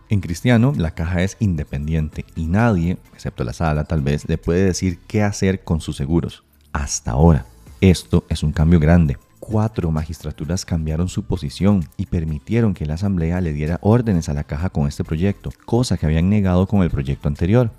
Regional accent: Costa Rica; como buenos costarricenses

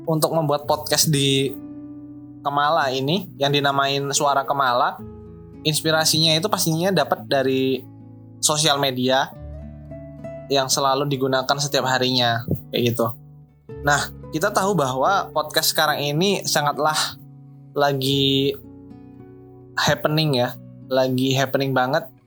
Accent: Lampung, Indonesia; Saya berasal dari Kabupaten Lampung Timur, asal SMA-nya SMA Negeri 1 Purbolinggo.

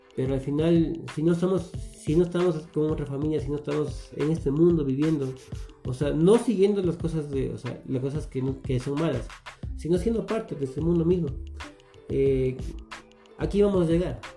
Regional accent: Quito, Pichincha, Ecuador; soy quiteño, eh, nací, nací aquí en Quito

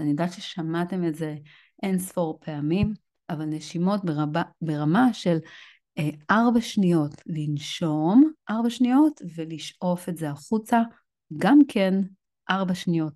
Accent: Israel; לנו כישראלים

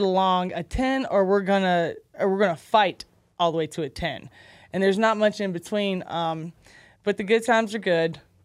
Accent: Cocoa, Florida, United States; also born or lived in Alabama; that's my hometown. That's, that's Cocoa.

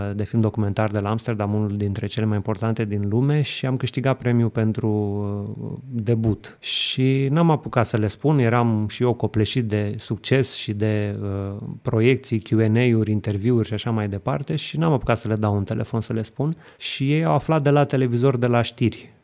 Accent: Romania; noi ca români

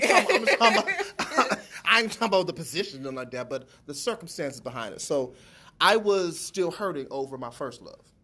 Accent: Aliquippa, Pennsylvania, United States; moved away; also born or lived in Columbus; I'm from Aliquippa, which is the Pittsburgh area. I'm living in Columbus.

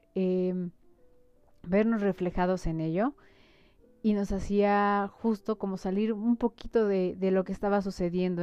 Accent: Mexico; las costumbres que tenemos como mexicanos

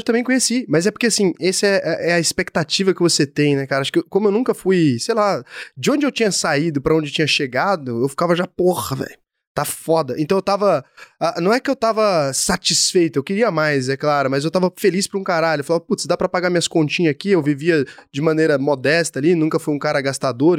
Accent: Goiás, Brazil; eu sou de Goiás, talvez eu sou muito matuto

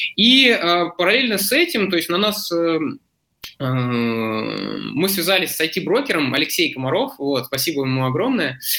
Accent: Zelenograd, Moscow, Russia; also born or lived in Vladivostok; моя основная локация – это Зеленоград, то есть, получается, здесь я вырос и учился

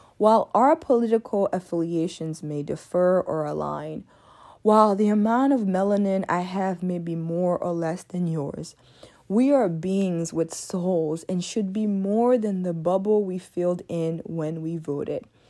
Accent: DR Congo; also born or lived in Ivory Coast; now in United States; I am also an immigrant from the Democratic Republic of Congo who came to the United States eighteen years ago

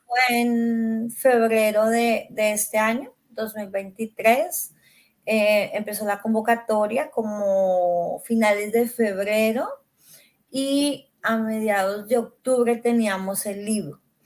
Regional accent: Colombia; now in Canada; soy colombiana

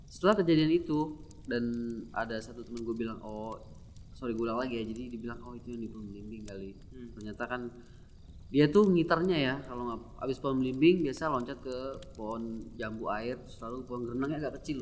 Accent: Papua, Indonesia; gue bisa nih karena kan gue dari Papua

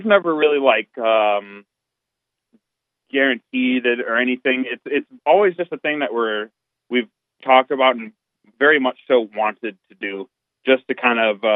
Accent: Minneapolis, Minnesota, United States; We all kind of are from the Metro Minneapolis Twin Cities area

